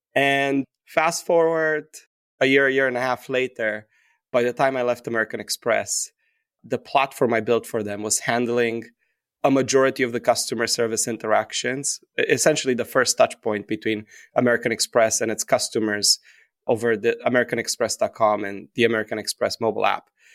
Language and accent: English; Romania; moved away as an adult; now in New York City, United States; when I was growing up in Romania, my parents opened up an L L C when I was in fifth grade